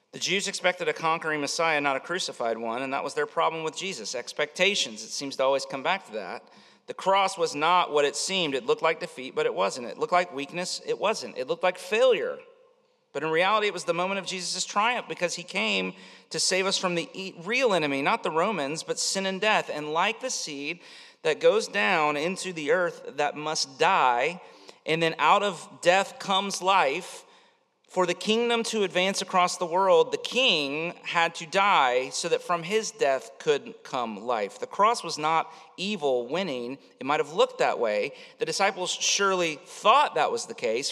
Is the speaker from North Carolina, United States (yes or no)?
no; Winter Haven, Florida, United States; I lived, I grew up around Lake Eloise